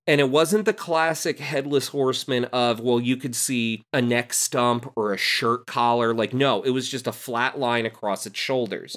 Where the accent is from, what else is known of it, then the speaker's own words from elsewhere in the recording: Rahway, New Jersey, United States; also born or lived in Clark, New Jersey; I grew up in Union County, uh, Clark and Rahway